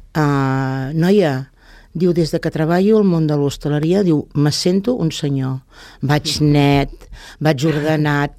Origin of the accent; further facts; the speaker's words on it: Lloret de Mar, Catalonia, Spain; born or raised there